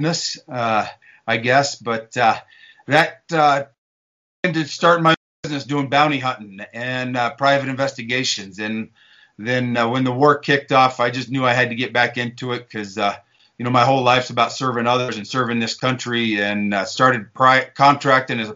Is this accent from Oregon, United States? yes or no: no; Eastern Colorado, United States; I grew up in Eastern Colorado, mainly cowboying, doing a little bit of farming